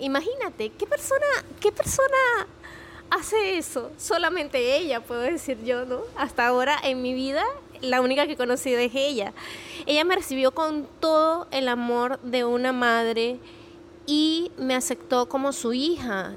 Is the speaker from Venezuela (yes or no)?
yes; Venezuela; soy venezolana